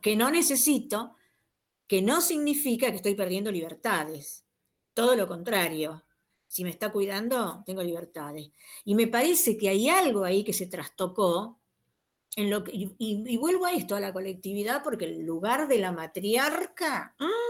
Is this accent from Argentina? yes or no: yes; Argentina; nuestra consideración como argentino